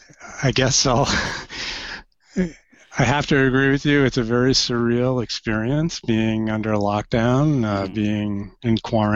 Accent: New York City, New York, United States; I'm from New York originally.

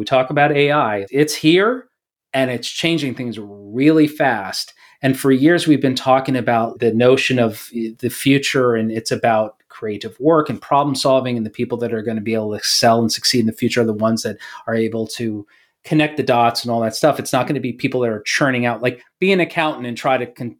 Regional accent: New York, United States; moved away; I'm from New York.

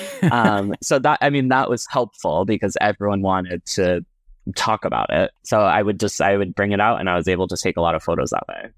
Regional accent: Cape Cod, Massachusetts, United States; now in Brooklyn, New York City, United States; growing up on Cape Cod, um, growing up as a gay little boy

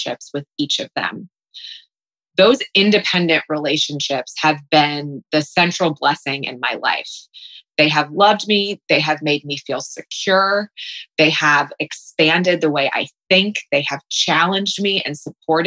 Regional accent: Columbus, Ohio, United States; also born or lived in New York City; now in Columbus, United States; I was born in Columbus. I was born in Berwick. My parents divorced when I was young.

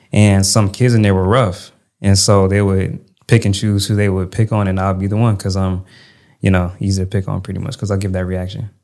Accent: Connecticut, United States; moved away as an adult; also born or lived in Maryland / Louisiana / Texas; So I was raised in Connecticut

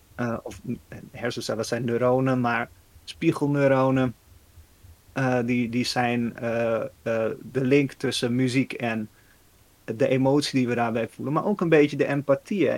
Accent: Netherlands; ik als Nederlander

